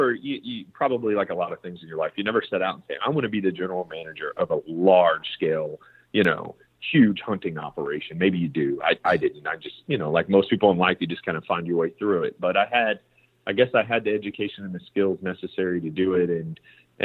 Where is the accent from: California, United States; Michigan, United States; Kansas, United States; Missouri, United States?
Kansas, United States; moved away as an adult; now in Texas, United States; I'm from Kansas. I grew up whitetail hunting, quail and pheasant hunting in Kansas.